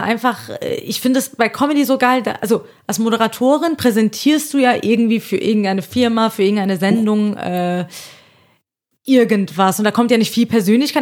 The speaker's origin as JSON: {"language": "German", "region": "Hesse", "country": "Germany", "accent": "Hessian"}